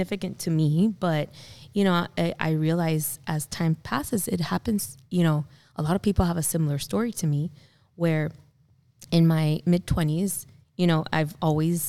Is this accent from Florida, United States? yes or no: yes; South Florida, United States; growing up in South Florida